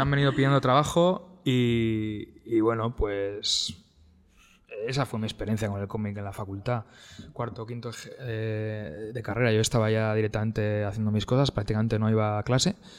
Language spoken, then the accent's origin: Spanish; Getxo, Basque Country, Spain; yo, soy de Guecho, que Guecho es una... Es un municipio con varios pueblos, algunos de ellos de clase alta y otros de media y demás aunque yo, yo crecí en Aldapas